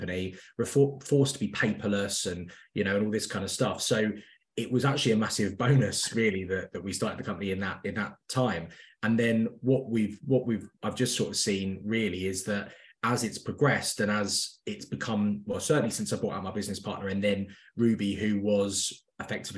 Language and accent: English; London, United Kingdom; moved away as an adult; also born or lived in Midlands; I'm from North London originally